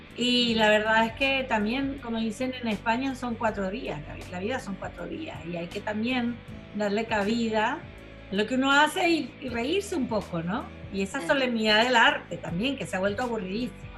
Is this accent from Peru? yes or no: no; Venezuela; moved away; Me fui antes, pero mm, sí es verdad que no pude volver. O sea, yo me fui en el noventa y dos